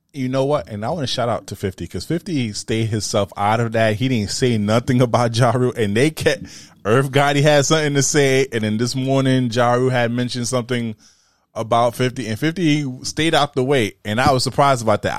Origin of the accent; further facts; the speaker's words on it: New York City, New York, United States; I'm from Brooklyn, you know I rap Brooklyn